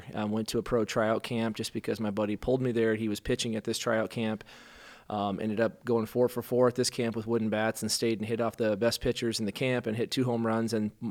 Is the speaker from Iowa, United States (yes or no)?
yes; Rhinebeck, Iowa, United States; Well, I hail from Rhinebeck, Iowa, which is a town of 2,000 up by Cedar Falls, and grew up there in a kind of a non-believing household.